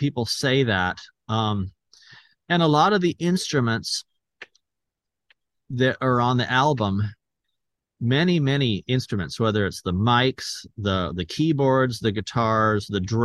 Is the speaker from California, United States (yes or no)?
yes; Escondido, California, United States; my hometown here in Escondido